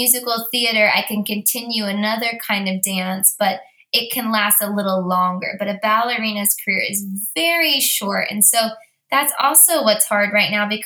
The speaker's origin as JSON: {"language": "English", "town": "Bakersfield", "region": "California", "country": "United States", "said": "Here I am from Bakersfield, California"}